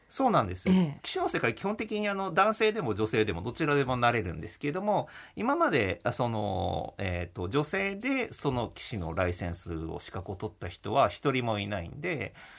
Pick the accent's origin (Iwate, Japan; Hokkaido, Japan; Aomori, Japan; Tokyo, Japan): Tokyo, Japan; Hachioji; also born or lived in Tokorozawa, Saitama; 埼玉県の所沢市っていうところで生まれたんですけど、あの、まあ、幼稚園かの時からはですね、あの、八王子市というところで、まあ、引っ越しまして